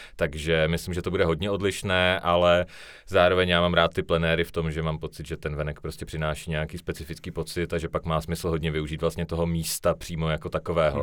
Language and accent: Czech; Ostrava, Moravian-Silesian Region, Czechia; já se jako hrdě hlásím k tomu, že jsem se narodil a vyrostl jsem v Ostravě